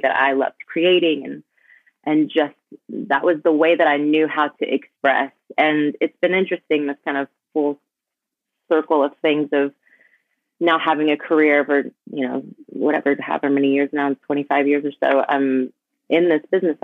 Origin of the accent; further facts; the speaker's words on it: Dallas, Texas, United States; also born or lived in Mississippi; I grew up in Mississippi till I was 6 and then moved to Dallas